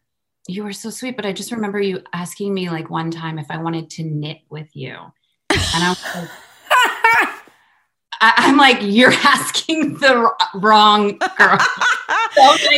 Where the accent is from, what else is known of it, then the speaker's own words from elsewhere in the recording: Summit, New Jersey, United States; I was born in New Jersey.